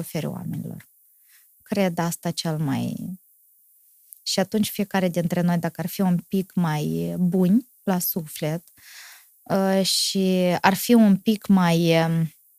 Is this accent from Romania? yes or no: no; Moldova; sunt moldovean